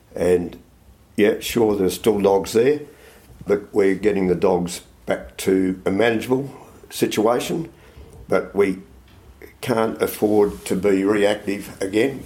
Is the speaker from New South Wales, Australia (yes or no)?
no; Melbourne, Victoria, Australia; moved away as an adult; also born or lived in Toowoomba, Queensland; now in South Australia, Australia; I was born in Melbourne and educated in Melbourne, but I left Melbourne um, when I left school